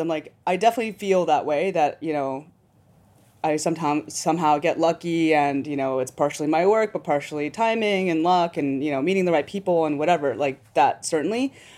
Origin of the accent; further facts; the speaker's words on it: New York City, New York, United States; I'm a New Yorker